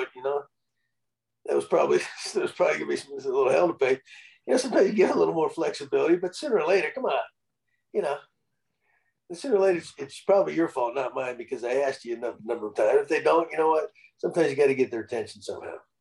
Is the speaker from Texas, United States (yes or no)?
yes; San Antonio, Texas, United States; actually from San Antonio, my hometown